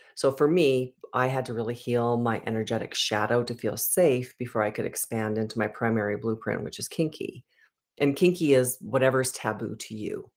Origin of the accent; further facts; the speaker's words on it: Edmonton, Alberta, Canada; I was born in Edmonton, Alberta